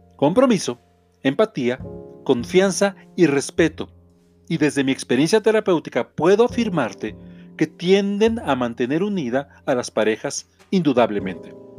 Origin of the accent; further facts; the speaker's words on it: Mexico; soy autor mexicano